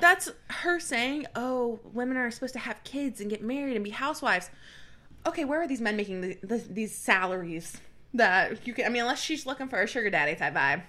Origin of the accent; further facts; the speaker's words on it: the South, United States; growing up in the South as a woman